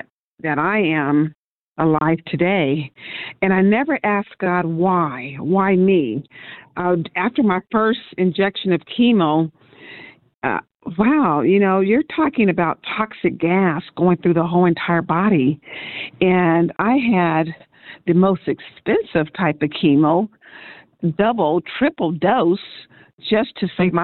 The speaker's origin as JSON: {"language": "English", "town": "San Diego", "region": "California", "country": "United States", "tie": "born or raised there", "said": "I was born and raised in San Diego"}